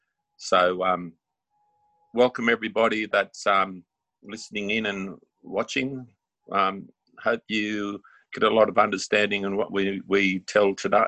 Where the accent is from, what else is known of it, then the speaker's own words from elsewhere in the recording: Evans Head, New South Wales, Australia; also born or lived in Lismore; We moved to Evans Head and I've been here since. Evans Head's the birthplace of the Bundjalung Nation.